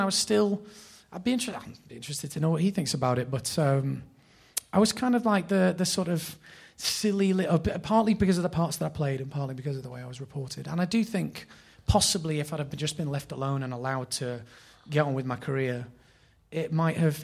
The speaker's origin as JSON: {"language": "English", "town": "Bury", "region": "North West England", "country": "United Kingdom", "tie": "born or raised there", "also_born_or_lived": "Oldham / Bolton", "said": "I was born in Oldham, raised in Bury."}